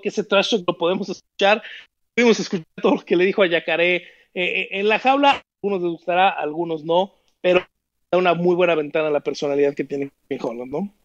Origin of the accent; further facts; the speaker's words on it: Mexico; no lo digo como mexicano